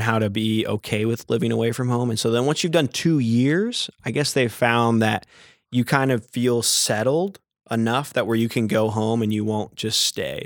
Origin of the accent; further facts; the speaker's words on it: Lake Jackson, Texas, United States; I was born and raised Catholic in Lake Jackson, Texas